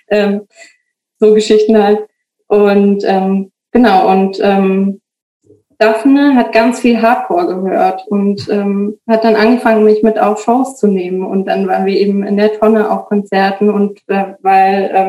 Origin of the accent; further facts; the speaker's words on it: Bavaria, Germany; ich bin in Bayern aufgewachsen und da ist äh, Saufen ist halt äh, gehört halt zum Alltag.